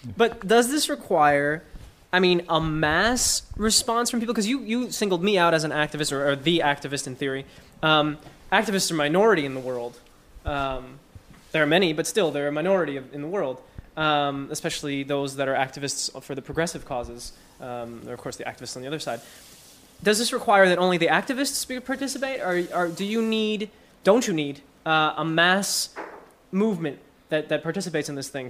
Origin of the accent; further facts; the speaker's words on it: Newark, New Jersey, United States; I come from Newark.